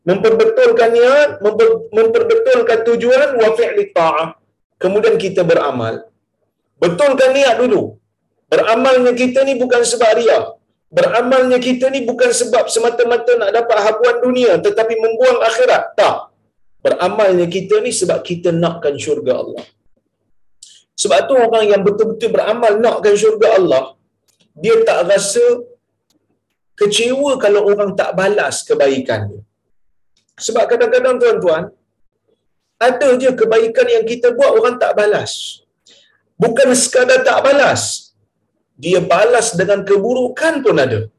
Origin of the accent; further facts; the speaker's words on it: Perlis, Malaysia; saya daripada Perlis saya datang ah, malam tu saya bermalam di Tanjung Malim